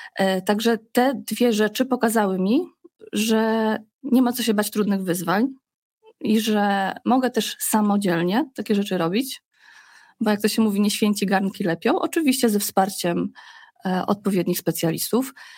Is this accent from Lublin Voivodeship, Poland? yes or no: yes; small town near Zamość, Lublin Voivodeship, Poland; moved away as an adult; also born or lived in Warsaw; my pochodzimy, y, Krzysztof z Zamościa, ja z kolei z małej miejscowości pod Zamościem